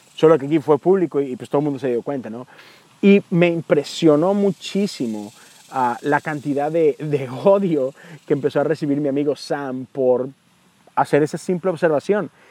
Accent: Mexico; Yo soy de México

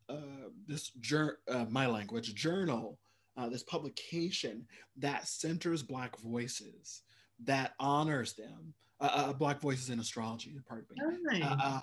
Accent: Midwest, United States; also born or lived in Minnesota; I grew up in the Midwest and went to school in Minnesota.

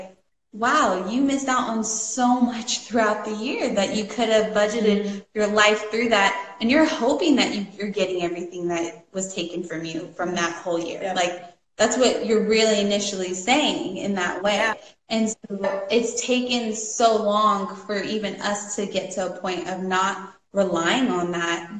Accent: Northern California, United States; where we're from Northern California, it's me and my mom

